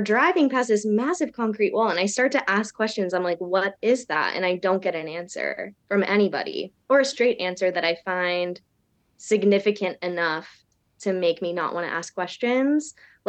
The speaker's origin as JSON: {"language": "English", "area": "Bay Area", "region": "California", "country": "United States", "tie": "born or raised there", "said": "I grew up in the Bay Area, which I find to be one of the most diverse places in America"}